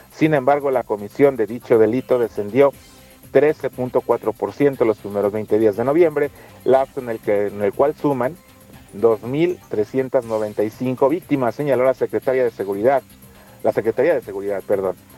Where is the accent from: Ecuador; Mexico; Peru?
Mexico; todos somos mexicanos